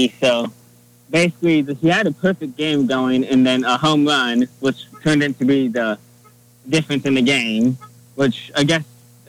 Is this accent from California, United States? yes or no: no; Lincoln, Nebraska, United States; moved away; I grew up in Lincoln.